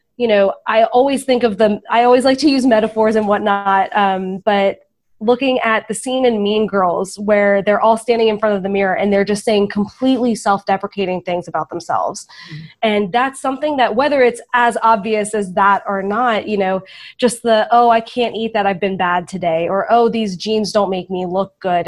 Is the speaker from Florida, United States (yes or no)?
yes; Florida, United States; I'm from Florida